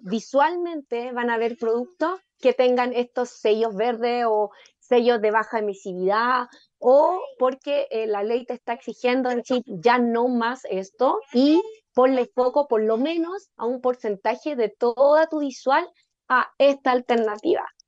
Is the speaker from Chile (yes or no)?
yes; Chile; also born or lived in Independencia, Santiago; nosotros como chilenos